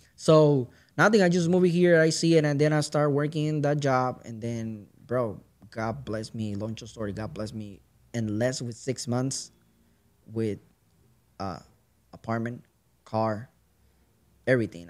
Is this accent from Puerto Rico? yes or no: yes; Puerto Rico; moved away as an adult; now in Kent, United States; I'm from straight from Puerto Rico. Uh, like I'm moving here in 2014